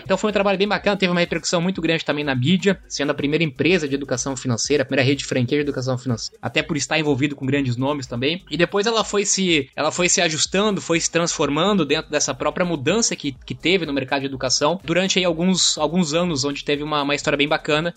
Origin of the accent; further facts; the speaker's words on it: Blumenau, Santa Catarina, Brazil; Estudei e vim de Blumenau, Santa Catarina